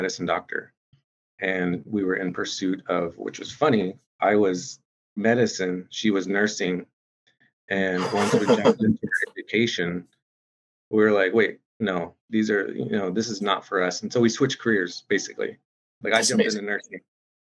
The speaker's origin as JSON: {"language": "English", "town": "Shawnee", "region": "Oklahoma", "country": "United States", "tie": "born or raised there", "moved": "as an adult", "lives_now": "Seattle, United States", "said": "I grew up in Shawnee, Oklahoma, amongst the Sac and Fox Nation, amongst my people. And, you know, I was born and raised there."}